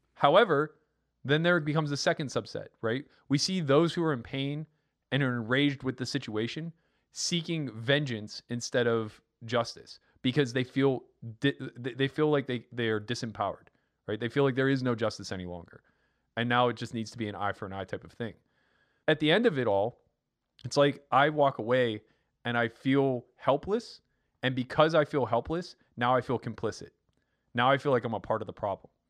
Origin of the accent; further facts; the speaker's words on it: Pennsylvania, United States; I'm from Pennsylvania